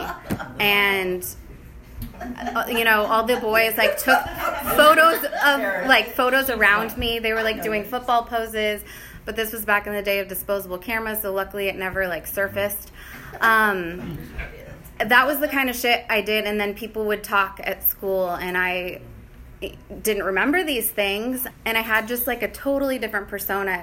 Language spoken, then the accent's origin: English; Bay Area, California, United States; moved away; I grew up in the Bay Area